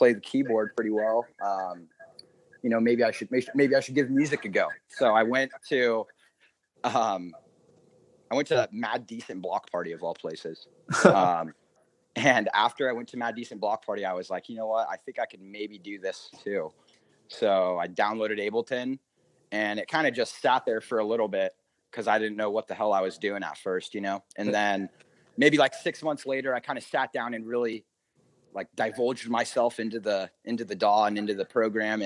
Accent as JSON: {"language": "English", "town": "San Diego", "region": "California", "country": "United States", "also_born_or_lived": "Santa Barbara", "said": "I just came back down to San Diego"}